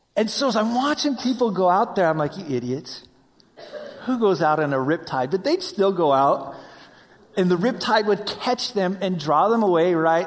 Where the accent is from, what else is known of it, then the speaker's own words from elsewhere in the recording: Wyoming, United States; I grew up in Wyoming